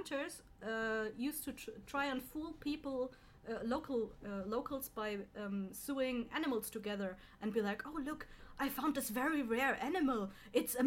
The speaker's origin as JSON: {"language": "English", "region": "Bavaria", "country": "Germany", "tie": "born or raised there", "said": "I'm original from Bavaria"}